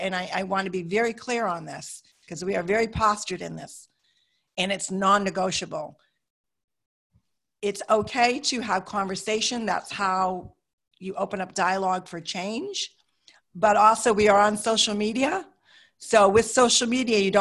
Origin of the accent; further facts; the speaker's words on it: United States; I'm an American